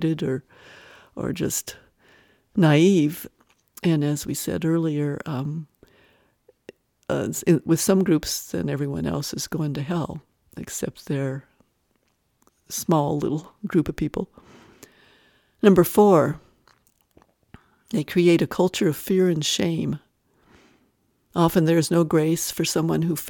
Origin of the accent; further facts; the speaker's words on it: Wyoming, United States; moved away; also born or lived in Arizona; I grew up in a small Wyoming town